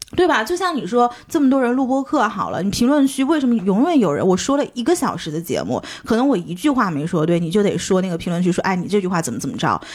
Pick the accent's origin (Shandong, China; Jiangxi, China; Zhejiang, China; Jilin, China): Jiangxi, China; now in Shanghai, China; 作为一个江西人